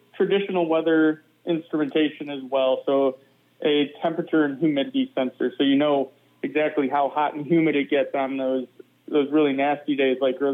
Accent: Michigan, United States; now in Madison, United States; I'm a meteorologist who grew up in the Great Lakes. I'm from Michigan originally

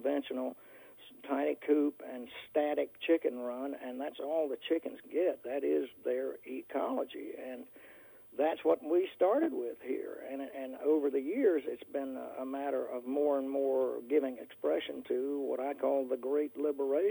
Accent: North Carolina, United States; now in Northern Virginia, United States; I live in Northern Virginia, out in the country, and I grew up in North Carolina

